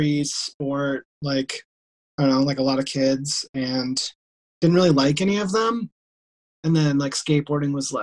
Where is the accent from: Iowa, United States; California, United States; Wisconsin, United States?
Iowa, United States; I'm actually from Iowa, and which, like, I grew up, like, 3 hours away from where I live now.